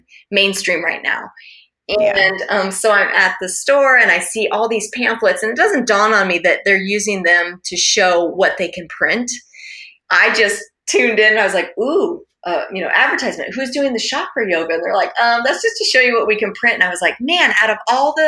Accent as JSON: {"language": "English", "region": "Alaska", "country": "United States", "tie": "born or raised there", "said": "I grew up in Alaska"}